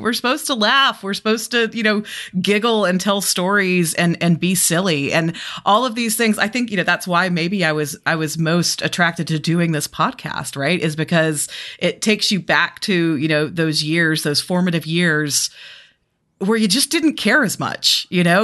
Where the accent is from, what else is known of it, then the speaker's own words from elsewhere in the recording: Birmingham, Alabama, United States; moved away as an adult; now in Charlotte, United States; I'm originally from Birmingham, Alabama